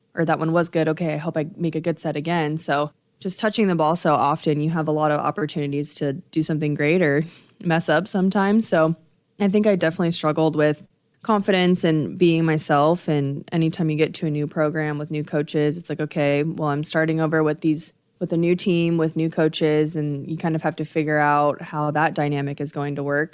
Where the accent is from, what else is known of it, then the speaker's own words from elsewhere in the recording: Nebraska, United States; growing up in Nebraska, obviously you're surrounded by Nebraska volleyball